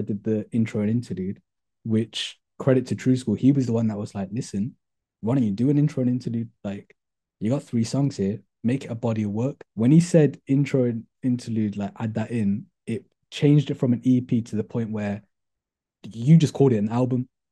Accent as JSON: {"language": "English", "town": "Birmingham", "region": "West Midlands", "country": "United Kingdom", "tie": "born or raised there", "said": "I'm originally from Handsworth. I went to school in Handsworth on Grove Lane"}